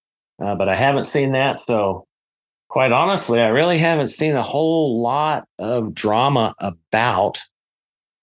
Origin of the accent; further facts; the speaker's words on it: Colorado, United States; I'm from Colorado